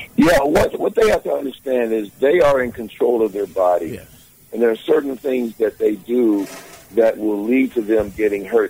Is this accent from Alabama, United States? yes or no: yes; Alabama, United States; I'm from, I'm from Alabama by way of Alabama, so a lot of praying folks down there